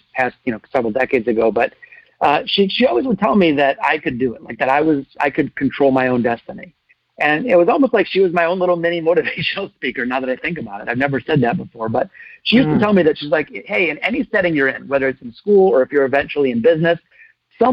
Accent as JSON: {"language": "English", "town": "Detroit", "region": "Michigan", "country": "United States", "tie": "born or raised there", "said": "I was born in the city of Detroit, not the suburbs, and I've always wanted to stay and be part of the solution. I've had the chance to leave many times. But I grew up in Detroit."}